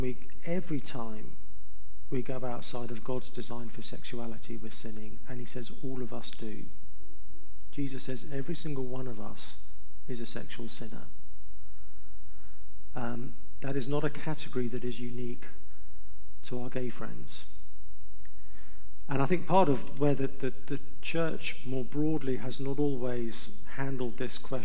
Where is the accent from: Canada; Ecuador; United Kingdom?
United Kingdom; England; I'm from England, so I'm used to cold and wet.